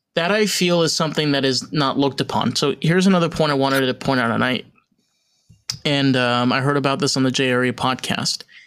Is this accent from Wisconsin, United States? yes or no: no; New York, United States; I'm a New Yorker